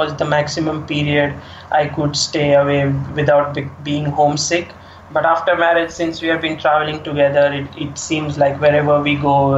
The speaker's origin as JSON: {"language": "English", "country": "India", "said": "as an Indian fan"}